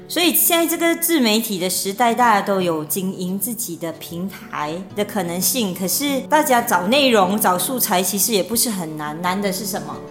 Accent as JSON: {"language": "Chinese", "country": "Malaysia", "tie": "born or raised there", "said": "我本人还有我们另外一个成员凯达，嗯。就是从小在那边长大的，那是我们的老家"}